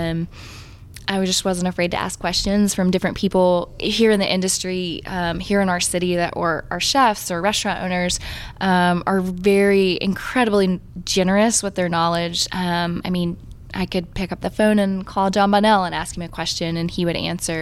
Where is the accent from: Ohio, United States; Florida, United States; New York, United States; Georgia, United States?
Georgia, United States; now in Texas, United States; I'm from the country out in Georgia